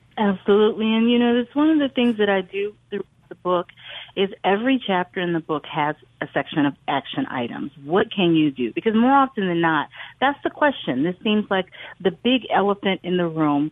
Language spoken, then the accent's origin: English; the Delta, Mississippi, United States; growing up in the Delta